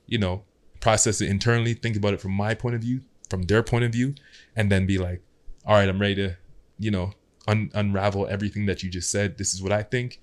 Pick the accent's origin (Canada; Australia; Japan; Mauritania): Canada; Toronto, Ontario; also born or lived in Ottawa; Growing up in Ottawa, moved to Scarborough.